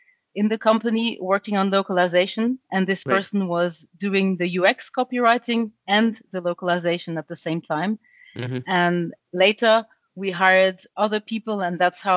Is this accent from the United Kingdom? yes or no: no; Paris area, Île-de-France, France; English is a second language; moved away as an adult; also born or lived in Germany; now in Düsseldorf, Germany; I was born and raised in France in the Paris area, but I was raised bilingual because my mother is German